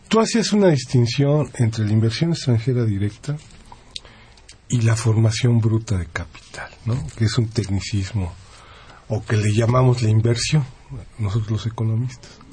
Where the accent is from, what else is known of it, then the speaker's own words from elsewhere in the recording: Mexico; nosotros, como mexicanos